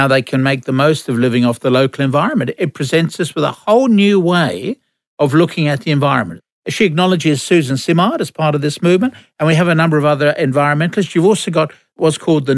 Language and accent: English; England, United Kingdom; now in Australia; When I was growing up in England